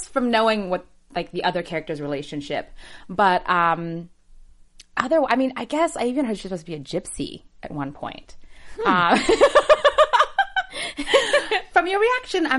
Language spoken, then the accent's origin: English; Seattle, Washington, United States; first language English; I'm from Seattle originally